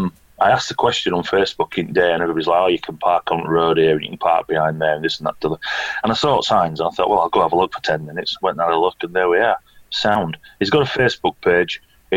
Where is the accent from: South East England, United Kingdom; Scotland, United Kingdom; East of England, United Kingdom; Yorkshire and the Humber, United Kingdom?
Yorkshire and the Humber, United Kingdom; I'm from Yorkshire, you know, we know what rain is